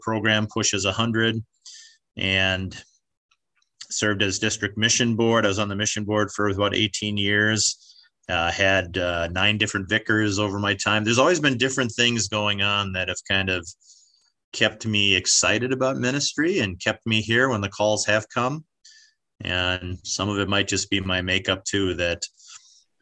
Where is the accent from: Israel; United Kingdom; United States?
United States; Michigan; moved away as an adult; now in Wichita, United States; I grew up in Michigan.